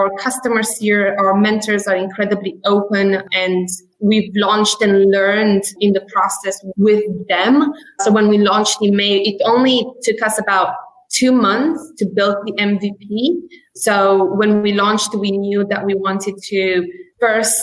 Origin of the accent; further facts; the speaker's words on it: London, United Kingdom; moved away as an adult; also born or lived in Romania; now in Boston, United States; I'm actually Romanian as pure origin. And I grew up in London.